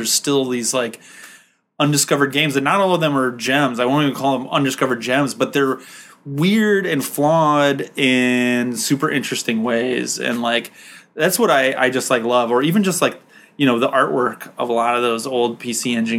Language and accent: English; United States; being an American and coming here